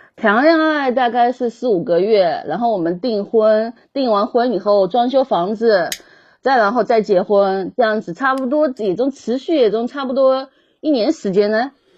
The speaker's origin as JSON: {"language": "Chinese", "region": "Zhejiang", "country": "China", "said": "我是浙江的，按照浙江这边的风俗去办"}